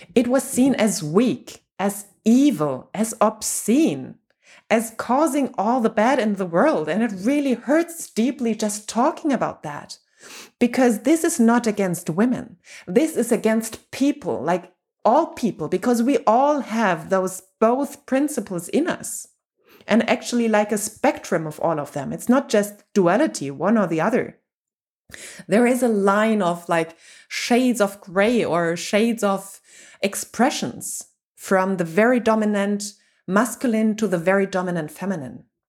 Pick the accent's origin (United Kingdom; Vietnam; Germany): Germany; I'm from Germany and whole Europe